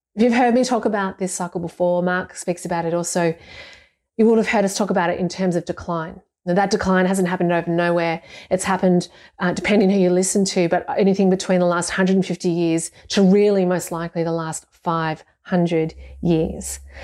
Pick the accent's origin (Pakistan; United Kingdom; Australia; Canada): Australia; Ballarat, Victoria; I'm from Ballarat, and I'm from a family of Deutschers